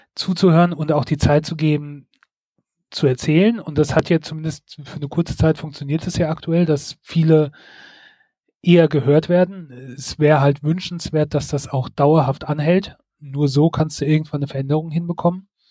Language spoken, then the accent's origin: German; Germany; now in Mainz, Germany; bei uns in Deutschland